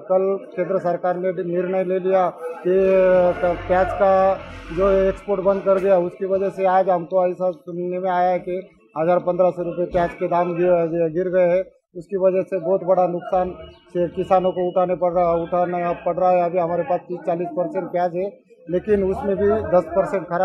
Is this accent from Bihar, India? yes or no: no; Maharashtra, India; इंदौरी तालुका से … माउड़ी का रहने वाला हूँ